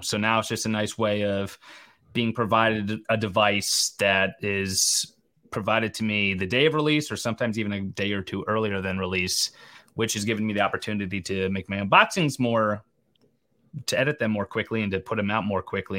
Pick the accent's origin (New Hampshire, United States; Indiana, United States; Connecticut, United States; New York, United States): Connecticut, United States; Not Canadian, Connecticut.